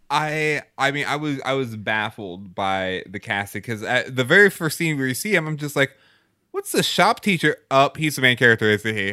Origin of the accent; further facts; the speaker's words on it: Texas, United States; I grew up in Texas